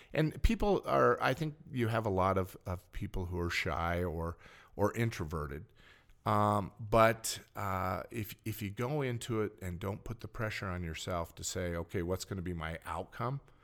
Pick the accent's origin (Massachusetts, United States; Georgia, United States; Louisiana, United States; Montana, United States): Montana, United States; Helena; I was born, raised in Helena